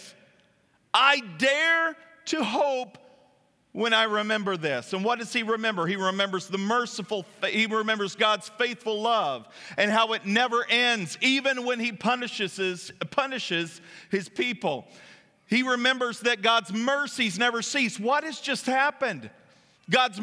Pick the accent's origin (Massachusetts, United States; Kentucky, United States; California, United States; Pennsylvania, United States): Kentucky, United States; moved away; when I drive down there, it's like going back home